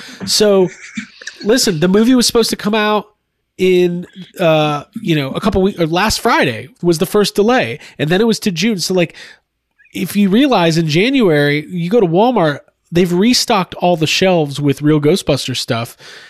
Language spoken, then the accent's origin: English; Canada; as a Canadian, I would be pissed about that because that was not a Canadian exclusive